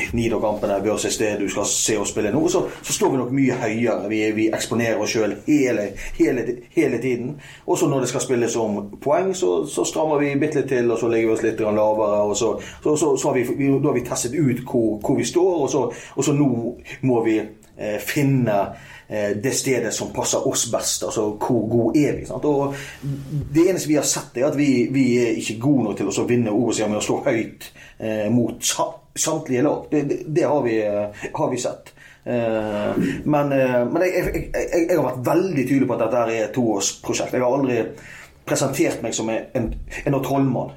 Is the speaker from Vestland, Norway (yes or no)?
yes; Strilelandet, Vestland, Norway; Jeg er, jeg er Stril